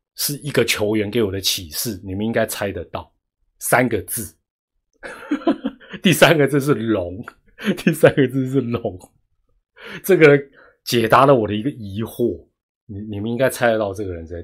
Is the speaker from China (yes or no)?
no; Taiwan; 我们台湾人